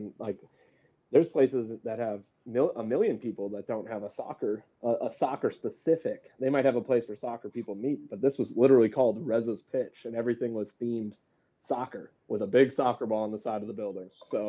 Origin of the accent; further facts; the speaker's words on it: Bismarck, North Dakota, United States; moved away; also born or lived in Fargo, North Dakota; I'm from North Dakota and we could probably talk about this once we start recording, but, when I lived in Bismarck, and that's where I wasn't born there, but I was raised most of my life there.